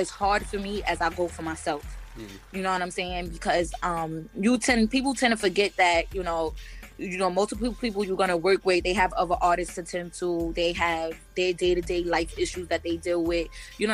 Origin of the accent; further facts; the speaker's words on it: New York City, New York, United States; I come from Brooklyn, I come from a hood where it's multiple chicken spots on one block